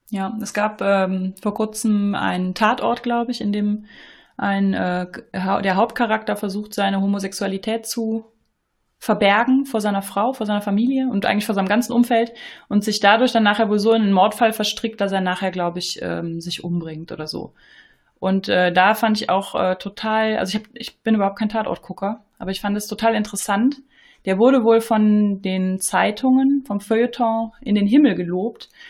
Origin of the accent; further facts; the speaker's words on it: Eifel, Germany; kommen beide aus der Eifel